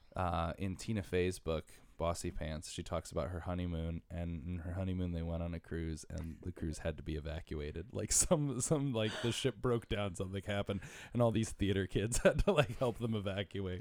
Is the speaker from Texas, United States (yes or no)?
no; Bridgeport, Connecticut, United States; moved away as an adult; also born or lived in Stratford, Connecticut; now in New York City, United States; I'm from Bridgeport and Stratford. Spent half my life in Bridgeport, half my life in Stratford.